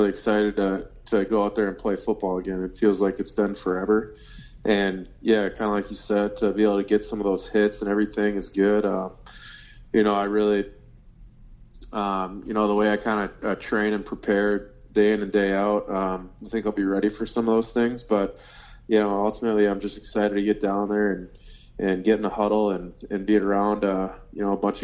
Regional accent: Minnesota, United States; born and raised in Minnesota

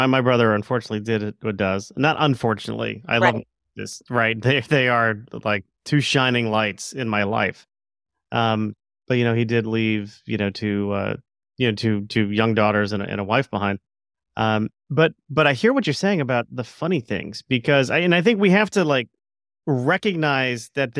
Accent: Florida, United States; my brother, when we were growing up, we grew up in South Florida. Don't hold that against me.

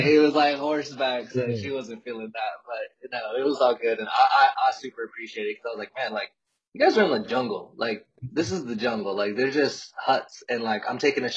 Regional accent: Westminster, California, United States; also born or lived in Albuquerque, New Mexico; I'm actually from Southern California, a city called Westminster. It's like 45 minutes out of L.A.

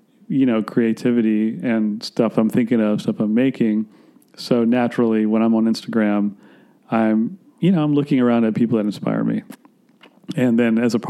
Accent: Gainesville, Florida, United States; also born or lived in Atlanta, Georgia; I was born in Atlanta, Georgia, but I grew up in Florida

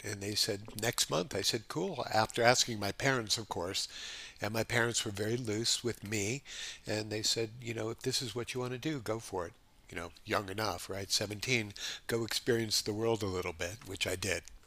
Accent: Los Angeles, California, United States; moved away as an adult; also born or lived in New York; now in Honolulu, United States; my family moved to Los Angeles when I was just ten years old

